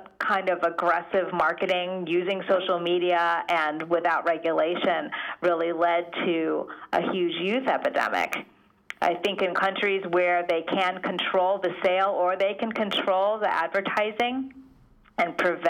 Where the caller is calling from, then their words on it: California, United States; I'm calling you from California, right, where here we have clean indoor air.